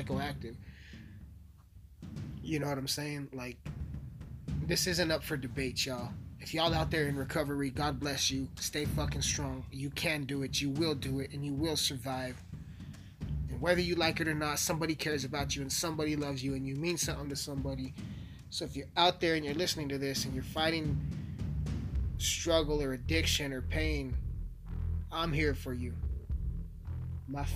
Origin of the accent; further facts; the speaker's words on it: Colorado, United States; I'm from Colorado